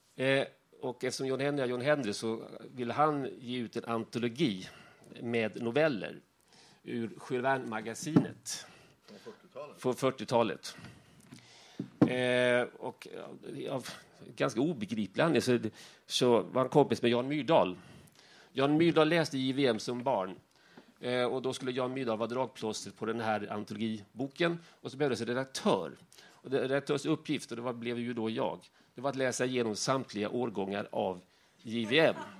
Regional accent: Värnamo, Jönköping County, Sweden; jag kommer från Värnamo

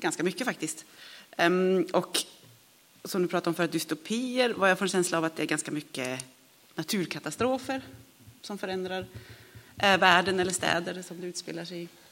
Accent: Sweden; moved away; vi är svenskar

